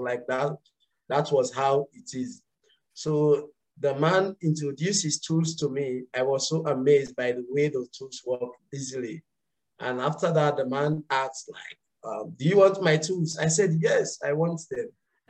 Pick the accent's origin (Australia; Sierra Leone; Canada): Sierra Leone; Kabala, Northern Province; So originally I am from Kabala, the upper northern part of Sierra Leone. And I migrated to Lone Star 15 years ago, of which I finished my high schools there.